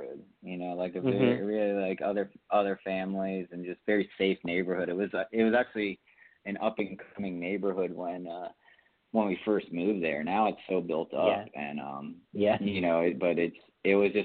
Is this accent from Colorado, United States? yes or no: no; Pembroke Pines, Florida, United States; Okay, so I'm from Florida, South Florida, a little right outside Fort Lauderdale. In a little city called Pembroke Pines, Florida.